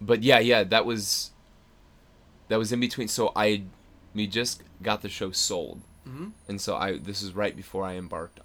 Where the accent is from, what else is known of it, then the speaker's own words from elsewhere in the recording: near Chicago, Illinois, United States; moved away; my hometown in near Chicago